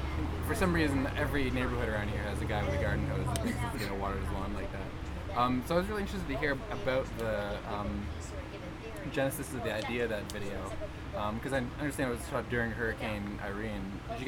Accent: South Florida, United States; Doug and I grew up in South Florida like you guys did

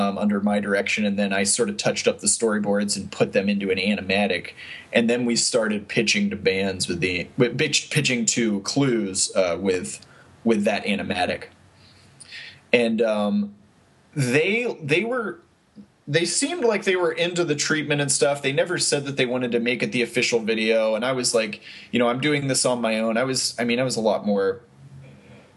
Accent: Hollidaysburg, Pennsylvania, United States; moved away as an adult; also born or lived in Harrisburg, Pennsylvania / Philadelphia, Pennsylvania; now in Los Angeles, United States; I'm from Pennsylvania, central Pennsylvania, a little town called Hollidaysburg, Pennsylvania, near Penn State

